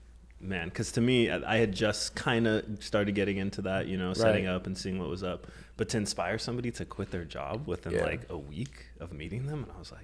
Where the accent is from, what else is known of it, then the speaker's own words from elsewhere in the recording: Southern California, United States; growing up in SoCal